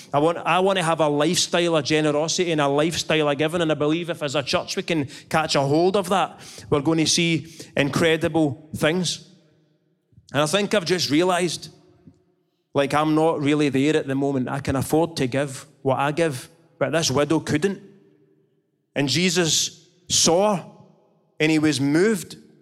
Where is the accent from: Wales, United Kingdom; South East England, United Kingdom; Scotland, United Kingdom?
Scotland, United Kingdom; I'm Scottish.